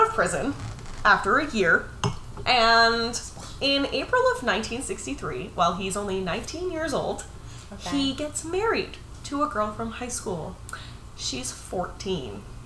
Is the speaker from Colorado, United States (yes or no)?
no; Massachusetts, United States; also born or lived in Rochester; I'm from Massachusetts. Technically, I was born in Rochester, but I didn't live there very long, and I spent most of the years I remember in my childhood anyway. Growing up in Massachusetts